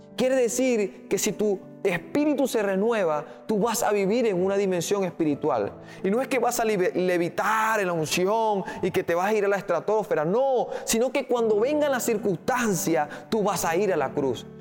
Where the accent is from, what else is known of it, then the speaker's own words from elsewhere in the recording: Venezuela; Creemos como venezolanos